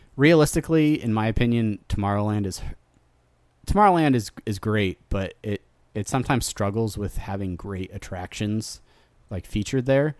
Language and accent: English; Southern California, United States; I grew up in Southern California